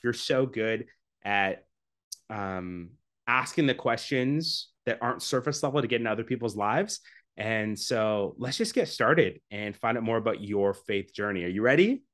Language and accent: English; Canada; I'm from Canada. Um, constantly trying to leave, but live there now.